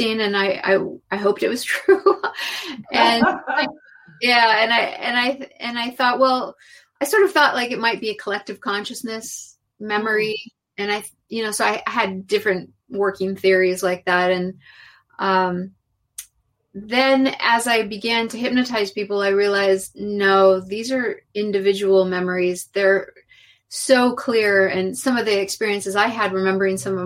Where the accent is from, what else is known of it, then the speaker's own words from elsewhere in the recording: California, United States; also born or lived in Mexico; growing up in California